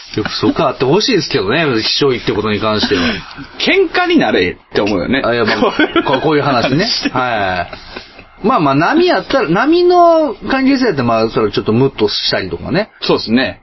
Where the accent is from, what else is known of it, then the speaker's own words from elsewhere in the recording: Kansai, Japan; 関西出身ですから